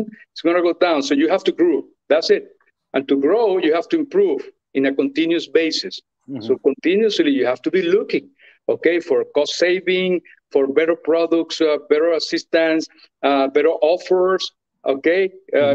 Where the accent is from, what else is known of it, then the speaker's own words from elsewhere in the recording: Venezuela; moved away as an adult; I'm from Venezuela